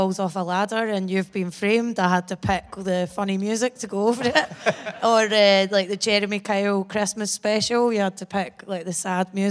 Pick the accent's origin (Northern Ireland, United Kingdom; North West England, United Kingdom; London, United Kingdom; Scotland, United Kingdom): Scotland, United Kingdom; Bathgate; It still feels weird being honest that I'm from Bathgate, because I'm used to lying and saying I'm from Edinburgh for years